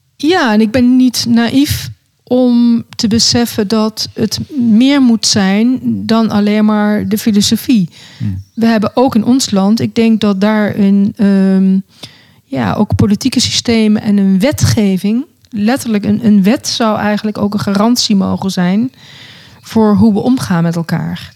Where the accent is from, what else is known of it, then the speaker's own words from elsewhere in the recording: Netherlands; moved away; also born or lived in South Africa; Nederland is mijn vaderland en Zuid-Afrika is mijn moederland.